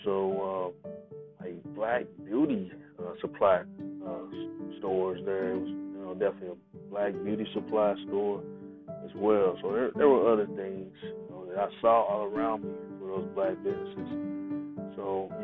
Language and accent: English; Tulsa, Oklahoma, United States; moved away; Growing up in Tulsa, Oklahoma, was a little different